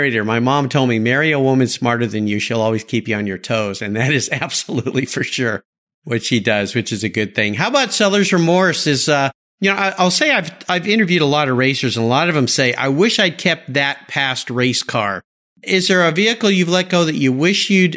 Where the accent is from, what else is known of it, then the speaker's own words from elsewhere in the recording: San Diego, California, United States; I grew up in San Diego. I went to UCSD.